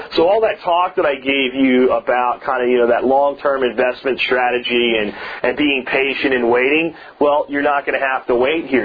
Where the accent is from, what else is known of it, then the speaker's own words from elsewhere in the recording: Pennsylvania, United States; my family was very good friends with growing up in Pennsylvania